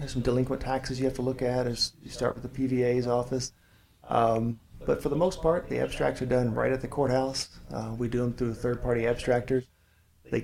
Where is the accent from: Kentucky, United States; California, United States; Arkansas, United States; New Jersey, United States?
Kentucky, United States; Louisville; I am born, raised in Louisville. I've lived in just about every area. Born in Shively area.